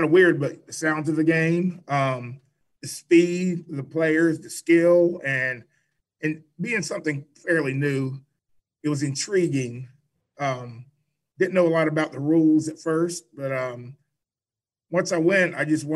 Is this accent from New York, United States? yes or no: no; Cary, North Carolina, United States; also born or lived in Raleigh, North Carolina; I grew up in Cary and Raleigh